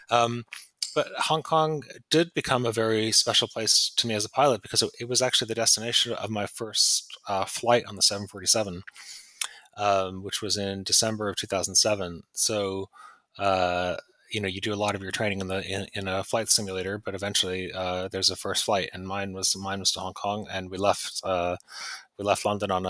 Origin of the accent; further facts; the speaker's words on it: Pittsfield, Massachusetts, United States; moved away; when I was a kid growing up in Pittsfield